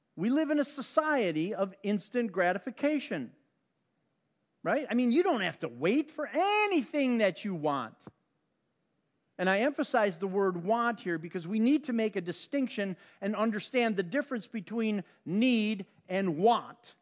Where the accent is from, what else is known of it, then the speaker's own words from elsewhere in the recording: Chicago, Illinois, United States; I grew up on the South Side